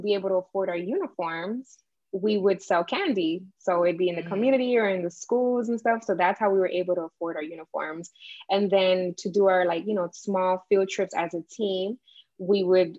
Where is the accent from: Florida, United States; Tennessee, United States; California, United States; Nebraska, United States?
Florida, United States; Miami; I grew up in Miami, what's now known as the Wynwood Art District